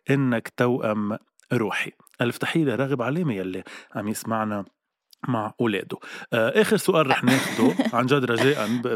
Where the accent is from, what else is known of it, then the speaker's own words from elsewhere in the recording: Lebanon; اي عائله كتير كبيره عندنا بلبنان